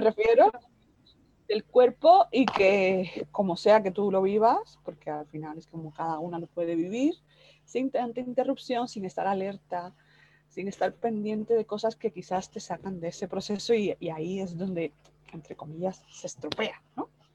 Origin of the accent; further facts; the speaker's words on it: Cuba; moved away; yo soy cubana